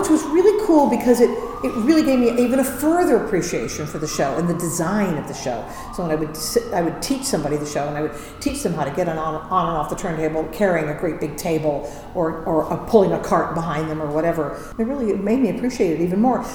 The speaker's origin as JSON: {"language": "English", "region": "Indiana", "country": "United States", "tie": "born or raised there", "said": "I'm from Indiana. I grew up in Indiana."}